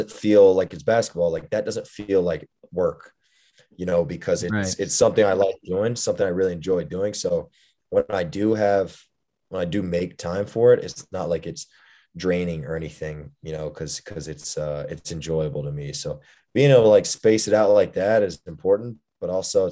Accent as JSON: {"language": "English", "town": "Houston", "region": "Texas", "country": "United States", "tie": "born or raised there", "also_born_or_lived": "Indiana", "moved": "as an adult", "said": "I'm from originally from Houston, Texas. I grew up, I have three brothers"}